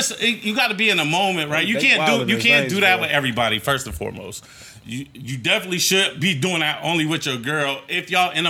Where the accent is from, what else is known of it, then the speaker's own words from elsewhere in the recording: Newark, Ohio, United States; I grew up in Newark, Ohio, man.